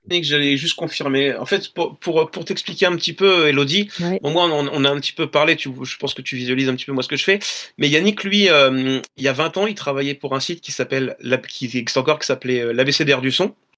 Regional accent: La Rochelle, Nouvelle-Aquitaine, France; je suis natif de La Rochelle

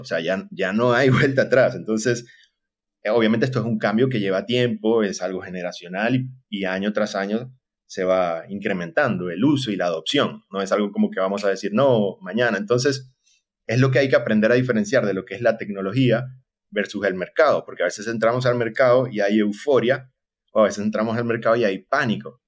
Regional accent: Maracaibo, Zulia, Venezuela; moved away as an adult; now in Costa Rica; actualmente estoy en Costa Rica, soy de Maracaibo, Venezuela, y tengo ya prácticamente seis años aquí

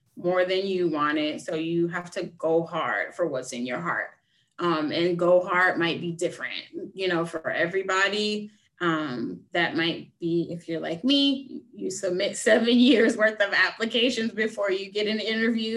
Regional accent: the South, United States; growing up in the South

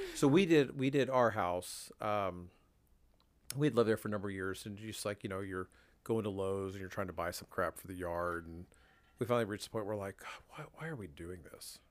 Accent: Washington, United States; now in Wichita, United States; I grew up in Washington State

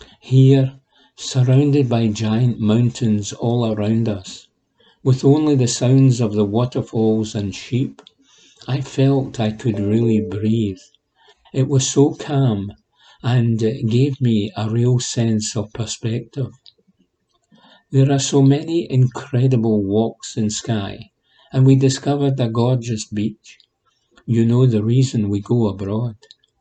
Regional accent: Glasgow, Scotland, United Kingdom; It is embarrassing to admit, as someone who has been born and brought up in Glasgow, that I have never really travelled around Scotland much.

